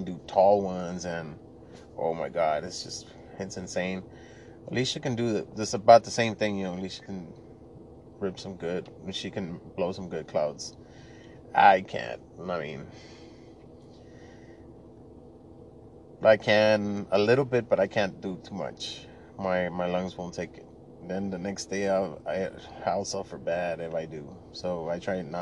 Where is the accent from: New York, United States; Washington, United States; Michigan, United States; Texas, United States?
Texas, United States; Laredo; English is a second language; I was born and raised in Laredo, Texas, I'm from a border town, so we spoke more Spanish than English